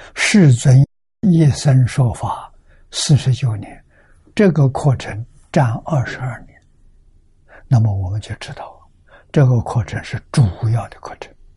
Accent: China; 我们中国人

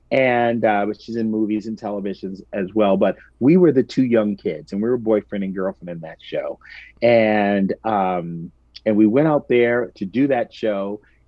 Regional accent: New York, United States; And being a New Yorker, I had never experienced February in 70 degrees.

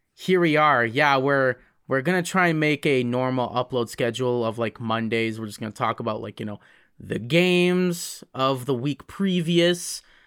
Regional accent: High River, Alberta, Canada; also born or lived in Calgary; I was born in Calgary. and I've been, uh, spending most of my life in, uh, High River

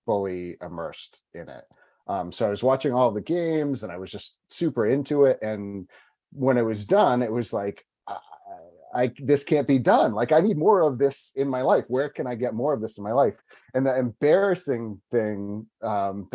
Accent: New England, United States; moved away as an adult; also born or lived in Michigan / Tampa Bay area, Florida; now in Tampa, United States; I grew up in New England originally, moved down here about 18 years ago.

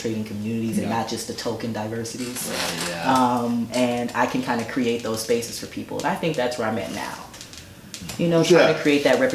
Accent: United States; as an American culturally

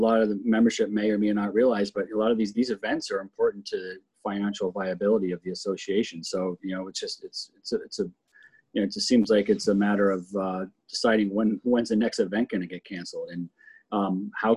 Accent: Telluride, Colorado, United States; I grew up in Telluride for quite a few years

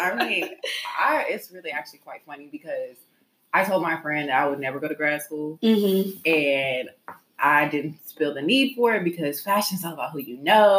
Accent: Los Angeles, California, United States; moved away as an adult; now in Greensboro, United States; I am from Los Angeles originally, but I've lived in Greensboro, North Carolina for the past 5 or 6 years, I would say.

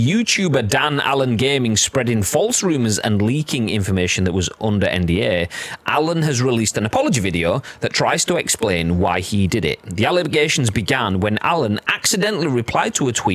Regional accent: Yorkshire and the Humber, United Kingdom; I'm from Yorkshire

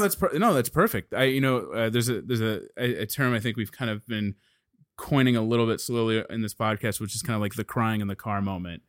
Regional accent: Dallas, Texas, United States; I'm from Dallas

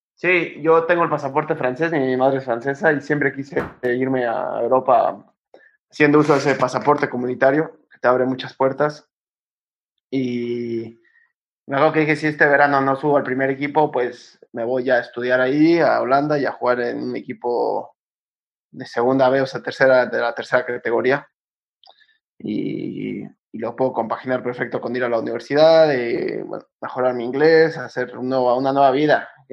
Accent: Cuernavaca, Morelos, Mexico; moved away as an adult; also born or lived in Netherlands / Mexico City; now in Spain; Empecé en Cuernavaca, yo soy de Cuernavaca y empecé ahí, em, cuando yo tenía nueve años

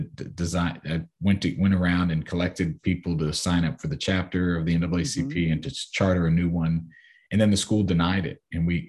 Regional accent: Silver Spring, Maryland, United States; You know, growing up in the Silver Spring area, obviously, you know exactly where my mom worked and my stepdad worked.

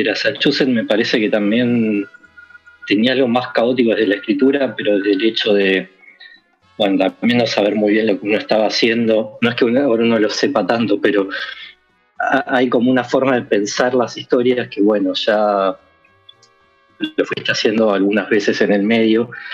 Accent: Quilmes, Buenos Aires Province, Argentina; yo soy de Quilmes

